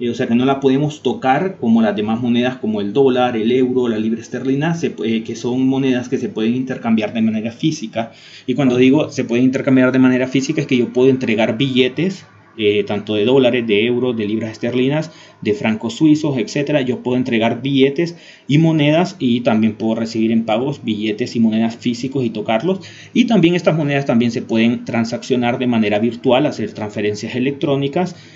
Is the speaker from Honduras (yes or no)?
yes; Honduras; Pero no solo en países desarrollados, ahora también en países pequeños, por ejemplo en Honduras, en mi país, están empezando, creo que hasta ahora solo hay un cajero de Bitcoin